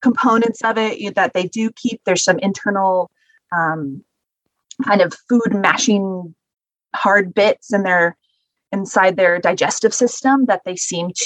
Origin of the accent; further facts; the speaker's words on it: Northern California, United States; I grew up in Northern California, fishing, you know, getting abalone.